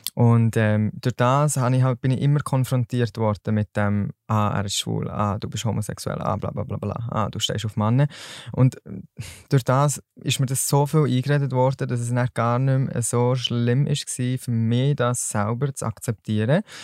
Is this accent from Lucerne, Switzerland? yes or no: no; Solothurn, Switzerland; ich komme aus Solothurn und arbeite als Store Manager in einem Kosmetikgeschäft